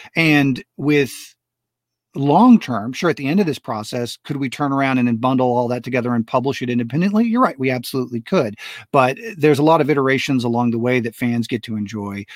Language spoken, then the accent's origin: English; United States; also born or lived in Florida / Texas; I grew up in Florida and Texas